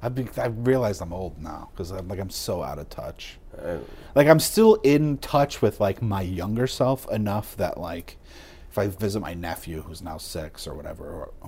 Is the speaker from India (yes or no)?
no; Northeast, United States; because we grew up in the Northeast.